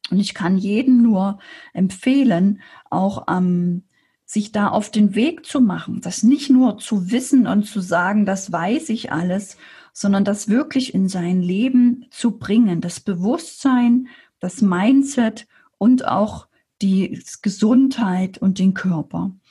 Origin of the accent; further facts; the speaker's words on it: Saxony, Germany; now in Erding, Germany; als Sachse alleine in, in Erding in Bayern